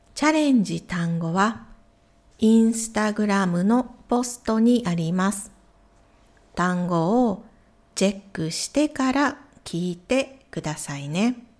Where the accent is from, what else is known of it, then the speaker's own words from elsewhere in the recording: Ehime, Japan; 私の地元、愛媛県も水が少ない